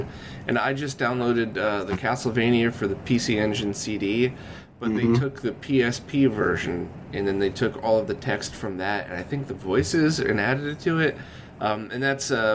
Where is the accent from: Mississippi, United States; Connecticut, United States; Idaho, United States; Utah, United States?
Connecticut, United States; I was in Connecticut, maybe 2 hours outside of New York City